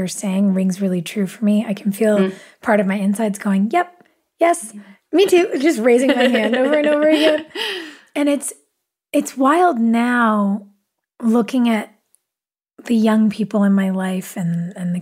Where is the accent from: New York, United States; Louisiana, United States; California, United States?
California, United States; Los Angeles; I'm from Los Angeles